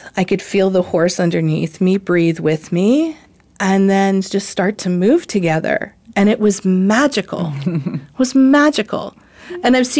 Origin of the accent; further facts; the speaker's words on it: New Jersey, United States; I was a city girl. I grew up in New Jersey